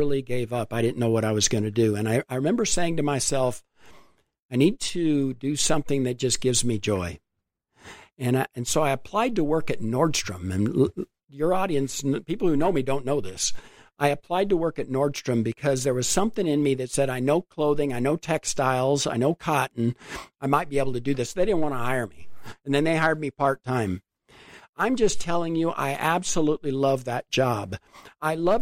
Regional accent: Globe, Arizona, United States; now in Phoenix, United States; I grew up in Globe, so I'm a small town kid.

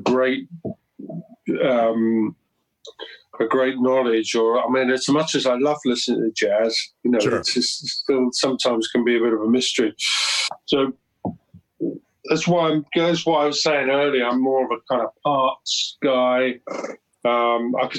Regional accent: London, United Kingdom; moved away as an adult; now in Weymouth, United Kingdom; I grew up in South London.

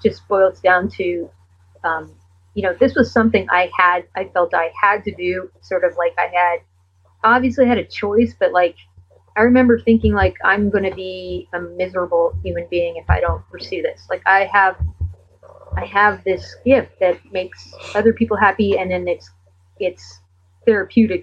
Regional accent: Canada; being a Canadian artist

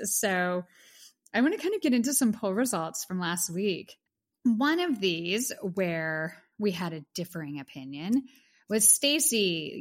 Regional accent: Pittsburgh, Pennsylvania, United States; now in New York City, United States; Pittsburgh, PA, my hometown

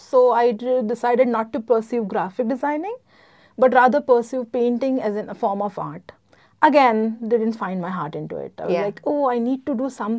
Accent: Gujarat, India; moved away as an adult; now in United Arab Emirates; I am from India, specifically from Gujarat.

